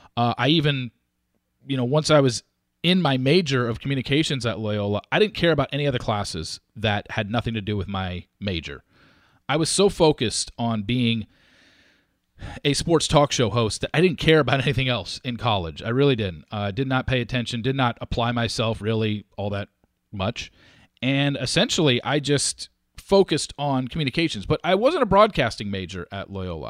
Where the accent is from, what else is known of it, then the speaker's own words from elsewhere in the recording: Orange County, California, United States; moved away as an adult; now in Dallas, United States; I grew up in Orange County, California